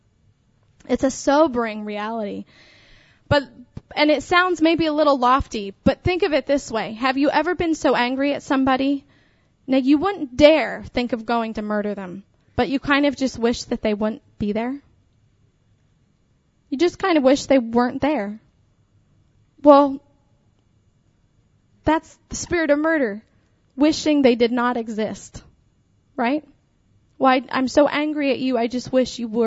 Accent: Pennsylvania, United States; I was raised in Pennsylvania

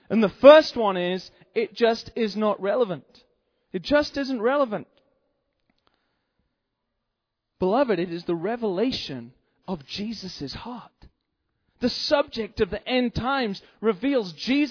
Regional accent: England, United Kingdom; now in United States; I'm from England, incidentally. That's where I come from originally.

